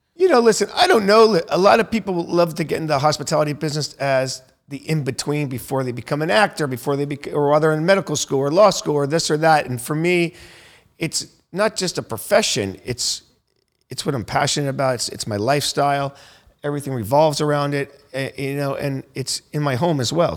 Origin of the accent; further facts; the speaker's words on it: Naples, Florida, United States; now in Miami, United States; I'm from Naples, Florida